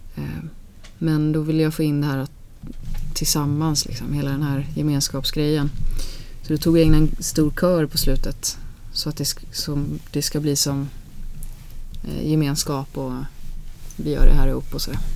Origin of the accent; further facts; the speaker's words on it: Alingsås, Västra Götaland, Sweden; Vi är uppväxt på landet utanför Alingsås